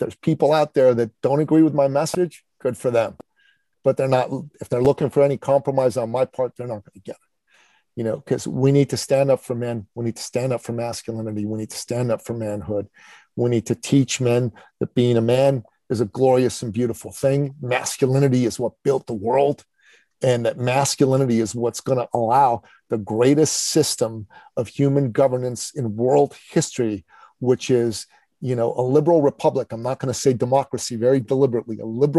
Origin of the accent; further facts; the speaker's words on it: Canada; In my home country of Canada, okay, the prime minister decided that men, good men who were opposed to his political view on mandates, were now terrorists